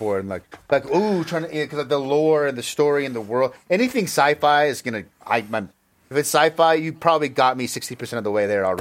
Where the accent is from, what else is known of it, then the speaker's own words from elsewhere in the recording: United States; I grew up in America